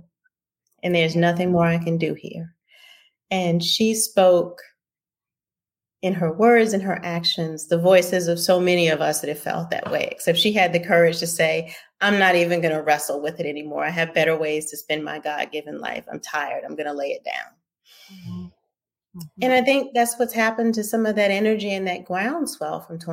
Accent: Louisiana, United States; I'm from Louisiana. And I come from an old and painful family history in Louisiana.

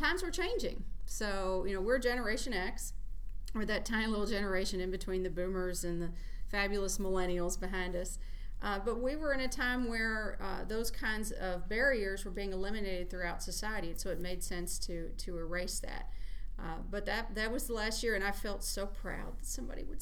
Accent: Meade County, Kentucky, United States; I grew up in Meade County, which is about an hour southwest of Louisville

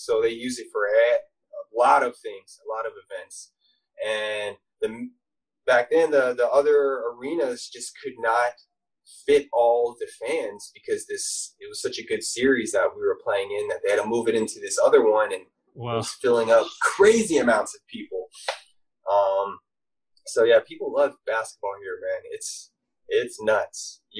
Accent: Philippines; I'm from the Philippines, man.

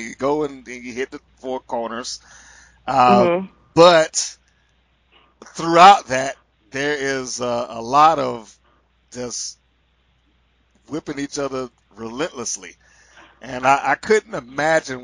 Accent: Atlanta, Georgia, United States; I'm from Atlanta

